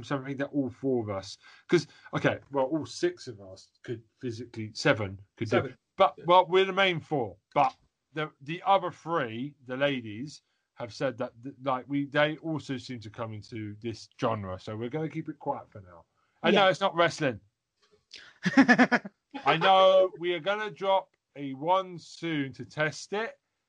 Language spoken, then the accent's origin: English; United Kingdom; we're British